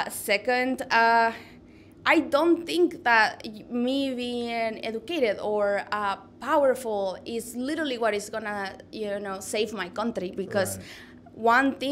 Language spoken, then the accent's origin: English; United States; my hometown in the United States was the birth of one of the most radical like communist labor movements.